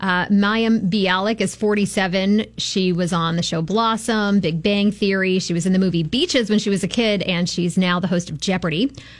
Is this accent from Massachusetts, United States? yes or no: yes; Boston, Massachusetts, United States; now in Tampa Bay, United States; I grew up in the Boston area.